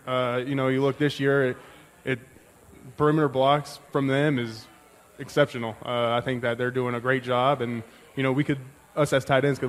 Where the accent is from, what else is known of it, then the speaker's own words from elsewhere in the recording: Chugiak, Alaska, United States; moved away; I grew up in Chugach, Alaska, pretty much similar as, like, to Bozeman.